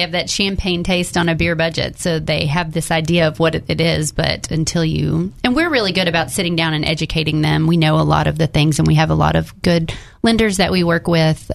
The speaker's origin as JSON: {"language": "English", "town": "Jacksonville", "region": "Arkansas", "country": "United States", "moved": "yes", "lives_now": "North Little Rock, United States", "said": "I'm originally from Jacksonville. We live in North Little Rock"}